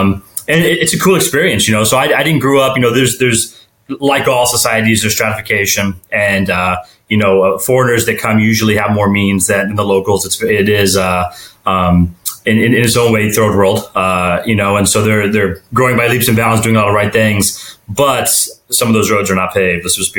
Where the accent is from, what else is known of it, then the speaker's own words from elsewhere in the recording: Suwon, Gyeonggi Province, South Korea; born there; when I was young, I was born in Suwon, South Korea.